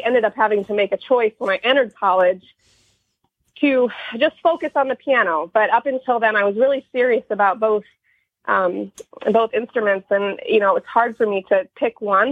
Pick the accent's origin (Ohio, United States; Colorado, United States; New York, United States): Ohio, United States; Toledo; now in Michigan, United States; as a kid growing up in Toledo